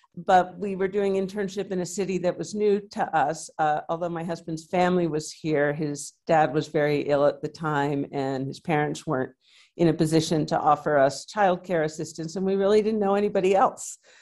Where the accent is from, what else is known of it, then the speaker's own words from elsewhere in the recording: New York City, New York, United States; moved away as an adult; now in New Mexico, United States; I grew up in New York City and met my husband on a blind date there.